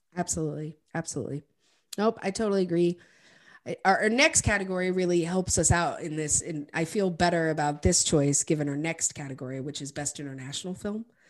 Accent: United States; an American

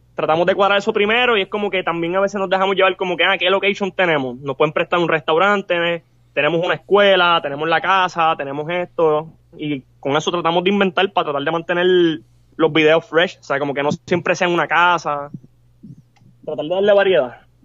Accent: Puerto Rico; somos latinos también, pero no somos de México, somos de Puerto Rico

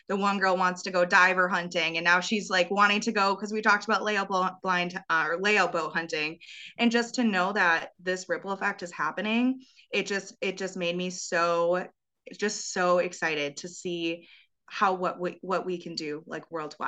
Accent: Wisconsin, United States; obviously growing up in Wisconsin, that nine day gun deer season, it's like a literal holiday here.

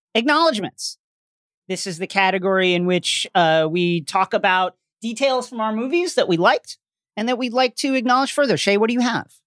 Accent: New York, United States

